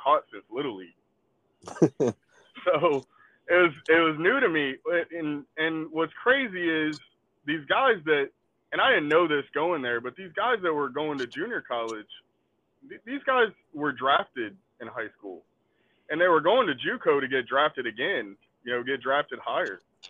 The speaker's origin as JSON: {"language": "English", "town": "Sugar Land", "region": "Texas", "country": "United States", "tie": "born or raised there", "said": "I grew up in Sugar Land."}